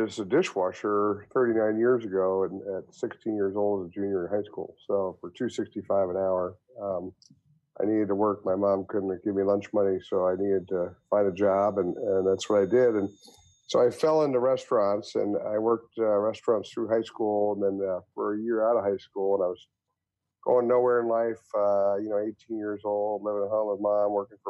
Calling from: Columbus, Ohio, United States; Columbus, Ohio.

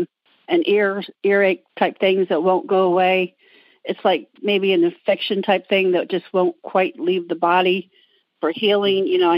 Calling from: Maryland, United States; I'm calling from the Washington, D.C. commuting area, part of Maryland.

